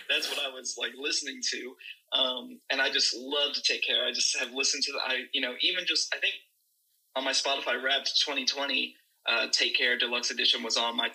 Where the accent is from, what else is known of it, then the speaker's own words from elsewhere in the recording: the South, United States; my dad's black my mom's white and uh, I feel like growing up in the South, I had a pretty good time overall, but I, I do think that moving around as much as I did